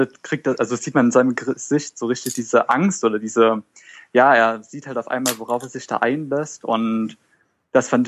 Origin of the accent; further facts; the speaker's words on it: Leipzig, Saxony, Germany; Okay, also ich komme aus Leipzig, bin 17 Jahre alt, gehe noch zur Schule